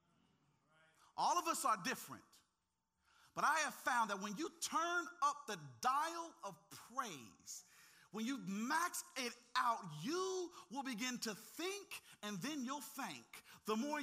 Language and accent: English; the South, United States; I grew up in the South.